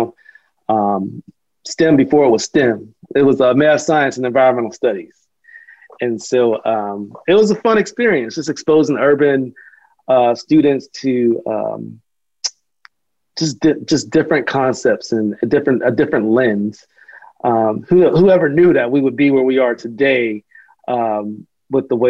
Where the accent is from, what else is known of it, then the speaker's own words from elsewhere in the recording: Pittsburgh, Pennsylvania, United States; moved away as an adult; now in Charlotte, United States; I grew up in Pittsburgh, Pennsylvania